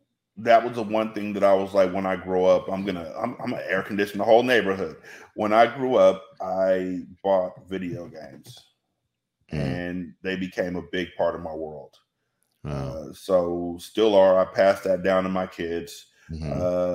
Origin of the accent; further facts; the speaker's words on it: California, United States; born there; also born or lived in Washington; My mom, even though I was born here in California, we spent a lot of time in Washington where it rained all the time.